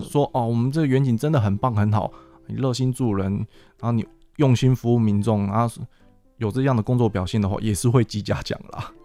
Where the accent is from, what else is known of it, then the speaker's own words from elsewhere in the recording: Miaoli County, Taiwan; moved away as an adult; also born or lived in Sanchong, New Taipei; now in New Taipei, Taiwan; 然后我本身我苗栗人，然后又来到新北市，在三重服务